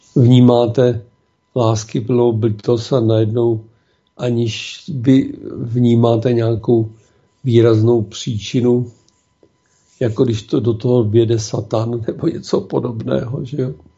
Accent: Czechia; jsme my Češi.

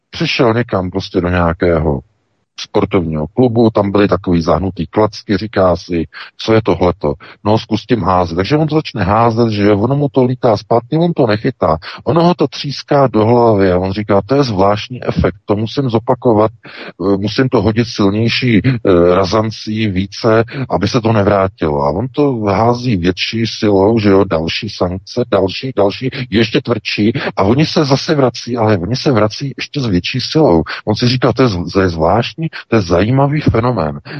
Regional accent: Czechia; o nějakou válku na Ukrajině, se kterou vůbec, jako Češi, nemáme vůbec nic společnost

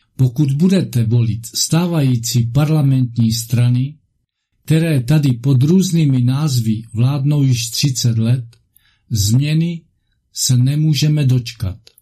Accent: Moravia, Czechia; u nás na Moravě

